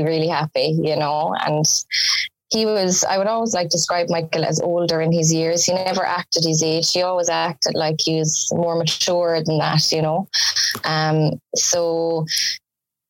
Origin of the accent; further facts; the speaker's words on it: Dundrum, Munster, Ireland; I come from a small village called Dundrum in County Tipperary